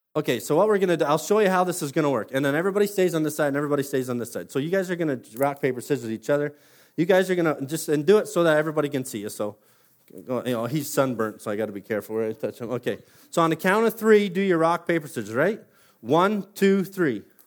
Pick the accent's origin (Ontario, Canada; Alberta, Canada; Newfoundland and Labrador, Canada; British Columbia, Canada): Ontario, Canada; Simcoe; born and raised in Simcoe